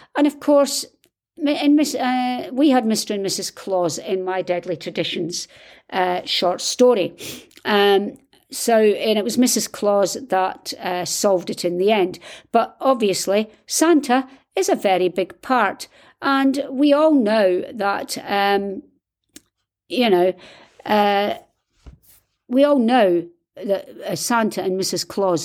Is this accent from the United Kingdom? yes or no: yes; United Kingdom; I'm British, and we don't do this